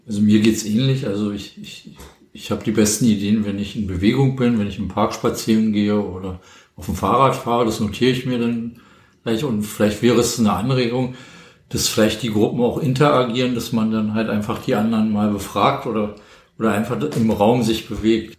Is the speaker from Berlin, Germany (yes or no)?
yes; Berlin, Germany; bin gebürtig aus Berlin